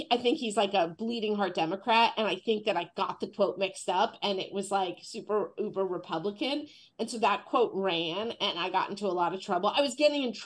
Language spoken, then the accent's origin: English; Marin County, San Francisco, California, United States; now in Los Angeles, United States; I'm from San Francisco. I'm from Marin